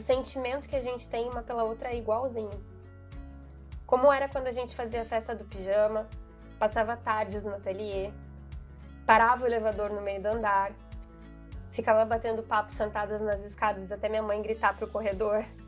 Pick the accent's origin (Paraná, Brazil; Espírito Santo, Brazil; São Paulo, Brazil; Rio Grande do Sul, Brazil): Paraná, Brazil; Ponta Grossa; moved away; na minha cidade natal, Ponta Grossa, Paraná